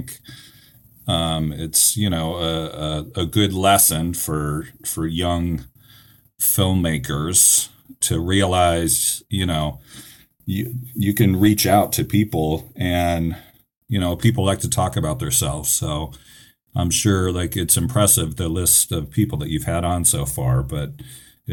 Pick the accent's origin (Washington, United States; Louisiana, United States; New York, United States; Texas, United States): Washington, United States; Seattle; moved away as an adult; now in Los Angeles, United States; I grew up in Seattle, and this was not cool Seattle like it is now.